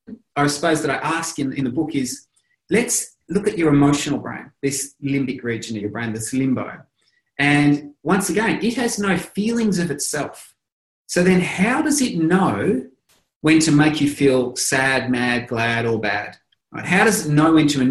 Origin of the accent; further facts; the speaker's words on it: Australia; I'm Australian, but everyone calls us Aussies